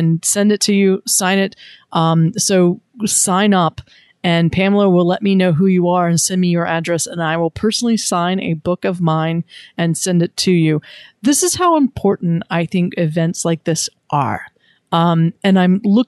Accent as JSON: {"language": "English", "town": "Wilmington", "region": "North Carolina", "country": "United States", "tie": "born or raised there", "said": "my hometown, Wilmington, North Carolina"}